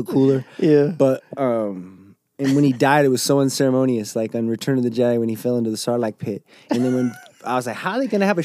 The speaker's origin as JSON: {"language": "English", "country": "Jordan", "tie": "born or raised there", "said": "obviously I grew up in Jordan."}